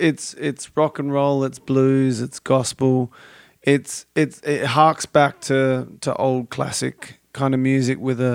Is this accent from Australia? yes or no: yes; Australia; now in Los Angeles, United States; I'm not from America or California. I'm from Australia.